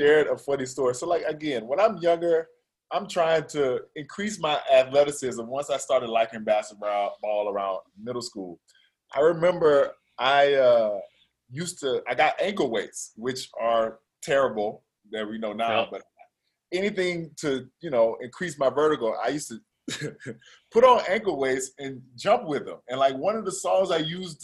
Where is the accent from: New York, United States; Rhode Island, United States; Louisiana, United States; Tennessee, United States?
Louisiana, United States; Baton Rouge; moved away as an adult; growing up in Baton Rouge